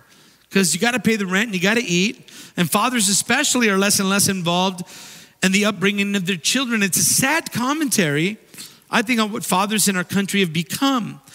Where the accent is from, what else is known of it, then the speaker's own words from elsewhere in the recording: Redondo Beach, California, United States; When I was growing up in Redondo Beach